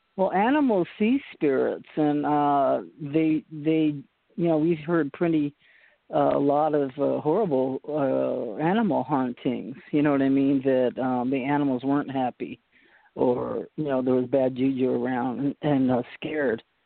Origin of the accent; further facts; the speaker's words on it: Boston, Massachusetts, United States; moved away; My mom was born in uh, Poughkeepsie, New York, but I was born in Boston